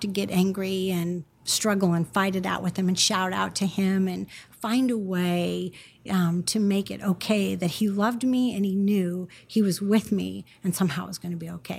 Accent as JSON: {"language": "English", "region": "Northern California", "country": "United States", "tie": "born or raised there", "said": "I grew up in Northern California"}